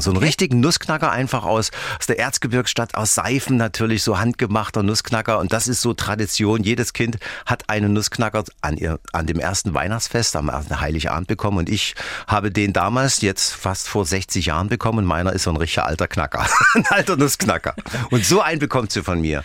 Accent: Dresden, Saxony, Germany; Ich bin ja in Dresden aufgewachsen

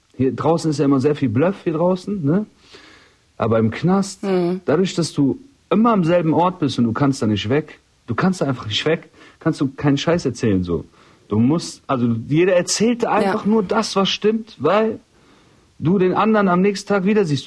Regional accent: Rhineland, Germany; das ist meine Heimat hier immer. Es geht ab. Ich bin Rheinländer

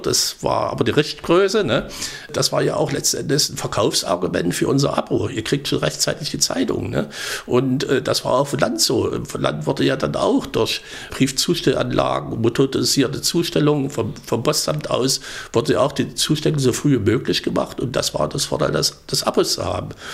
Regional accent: Thuringia, Germany; bei uns in Thüringen

